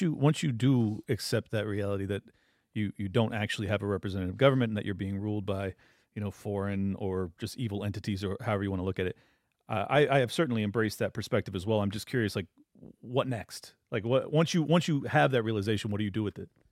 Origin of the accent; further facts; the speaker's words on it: San Diego, California, United States; I grew up in San Diego